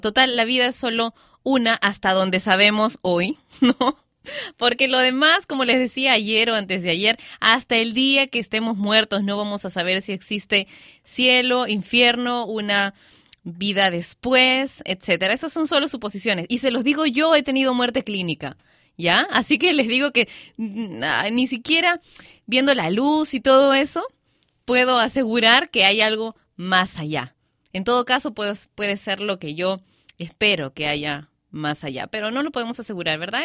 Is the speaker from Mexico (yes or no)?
no; Peru; en mi país, Perú